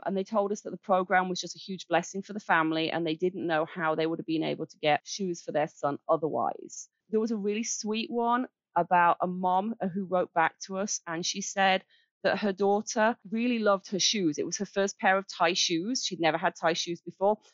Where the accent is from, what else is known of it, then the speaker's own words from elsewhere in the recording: Birmingham, West Midlands, United Kingdom; moved away as an adult; now in Kalamazoo, United States; I'm from Birmingham in England. Uh. uh, we moved here. Wow. We moved here 11 years ago